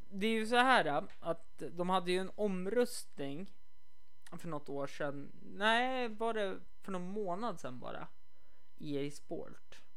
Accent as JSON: {"language": "Swedish", "country": "Sweden", "said": "Och så sen eh, bara det här liksom. Vi är från Sverige."}